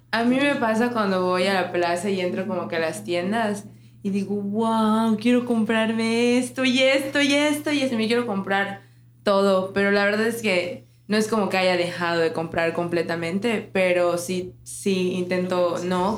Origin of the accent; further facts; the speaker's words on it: Cozumel, Quintana Roo, Mexico; Jess y yo somos de Cozumel